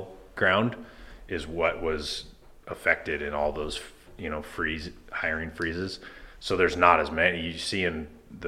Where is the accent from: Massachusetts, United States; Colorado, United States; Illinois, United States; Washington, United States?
Washington, United States; Spokane; also born or lived in San Diego / New Jersey / North Carolina; I've lived here since I was about six. I grew up out in Nine Mile and went to Lakeside and then left for college